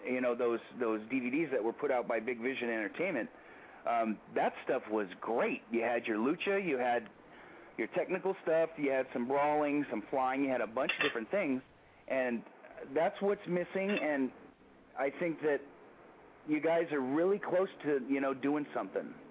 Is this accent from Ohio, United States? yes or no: no; Daly City, California, United States; I was born and raised in Daly City